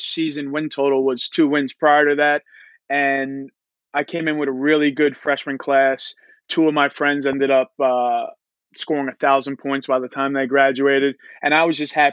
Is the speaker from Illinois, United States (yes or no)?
no; Long Island, New York, United States; I am from Long Island, played for a really good, credible program over here at St. Dominic's High School